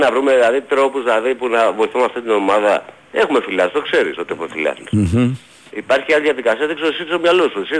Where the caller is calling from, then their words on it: Aigio, Western Greece, Greece; από Αίγιο